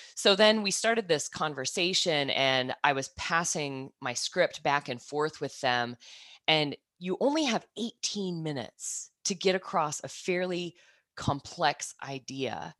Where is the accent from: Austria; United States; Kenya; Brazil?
United States; Kansas; moved away as an adult; also born or lived in New Zealand; now in Australia; I'm originally from Kansas, I moved to New Zealand ten years ago, and then I made the jump across the ditch, um, in November to move from New Zealand to Australia